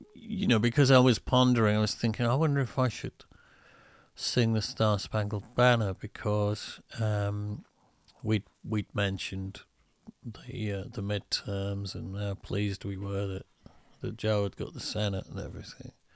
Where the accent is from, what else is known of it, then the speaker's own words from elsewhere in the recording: United Kingdom; I'm only British in the sense that my body was born here.